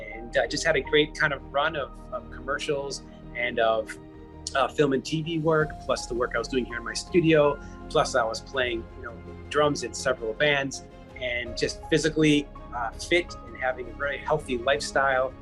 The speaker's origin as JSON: {"language": "English", "town": "Chicago", "region": "Illinois", "country": "United States", "tie": "born or raised there", "also_born_or_lived": "Palm Springs, California / Indiana", "moved": "as an adult", "lives_now": "Los Angeles, United States", "said": "I'm currently a resident of Los Angeles, California, born and raised in Chicago"}